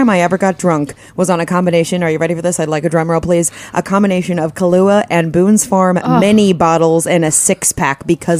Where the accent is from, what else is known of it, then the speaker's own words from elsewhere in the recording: England, United Kingdom; I'm from England.